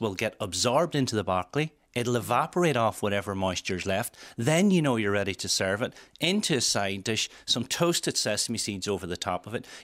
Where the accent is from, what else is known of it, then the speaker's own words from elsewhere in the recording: Welsh, Wales, United Kingdom; being Welsh